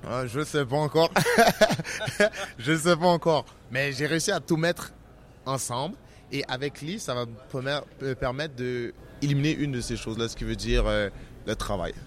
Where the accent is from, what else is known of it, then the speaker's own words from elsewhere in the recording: Montreal, Quebec, Canada; je suis de Montréal, que j'habite au Québec